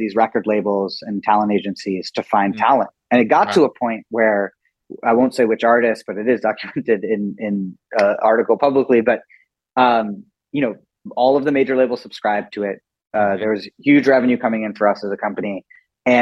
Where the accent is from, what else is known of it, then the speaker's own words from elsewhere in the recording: Scarsdale, New York, United States; also born or lived in India / Singapore / Malaysia; We grew up in Westchester County in Scarsdale, New York